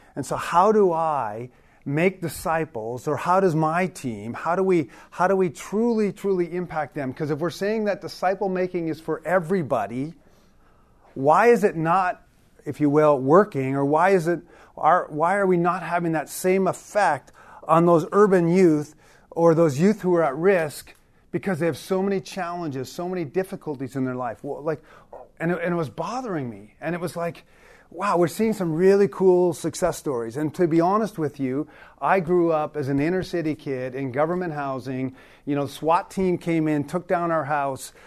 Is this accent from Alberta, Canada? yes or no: no; Toronto, Ontario, Canada; also born or lived in Newfoundland; I grew up in, uh, government housing in Toronto since I was a little kid